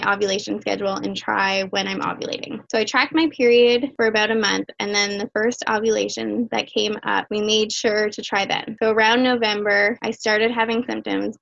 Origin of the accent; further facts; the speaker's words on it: Windsor, Ontario, Canada; I'm 31 years old. I was born and raised in Windsor, Essex County